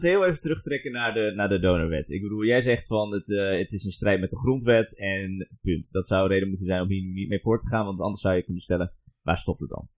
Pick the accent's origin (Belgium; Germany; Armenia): Armenia; now in Netherlands; Ik kom zelf uit Armenië